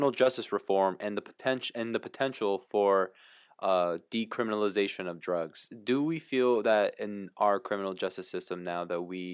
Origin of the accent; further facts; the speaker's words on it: Paraguay; moved away; I was born in Latin America, I was born in Paraguay